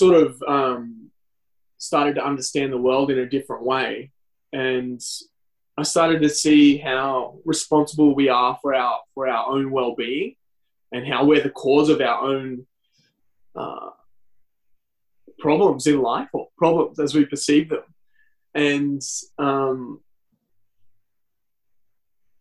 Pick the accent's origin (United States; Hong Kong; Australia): Australia; Lismore, New South Wales; also born or lived in Nimbin / Byron Bay; now in Newcastle, Australia; I grew up in Lismore and I did all my study there